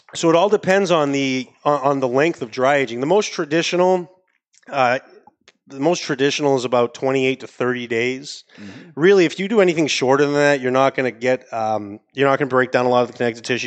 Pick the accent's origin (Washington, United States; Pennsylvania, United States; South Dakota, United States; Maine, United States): Maine, United States; accent: New England; now in Miami, United States; I'm out of Miami, but I, am from Maine originally